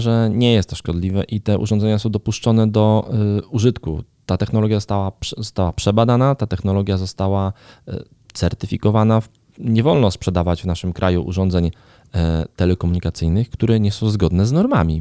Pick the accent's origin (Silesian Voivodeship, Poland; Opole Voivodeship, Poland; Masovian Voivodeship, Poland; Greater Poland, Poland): Masovian Voivodeship, Poland; Garwolin; do mojego rodzinnego miasta, do Garwolina